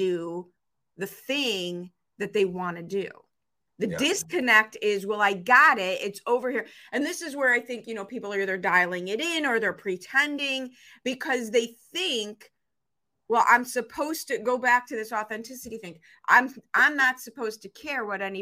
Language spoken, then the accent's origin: English; Chicago, Illinois, United States; the 5-foot-tall female growing up in Chicago